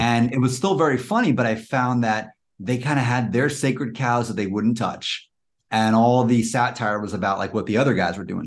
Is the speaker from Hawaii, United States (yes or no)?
no; New York City, New York, United States; now in Washington, DC, United States; Actually, I grew up in Queens, but I'm now in the uh, DC area.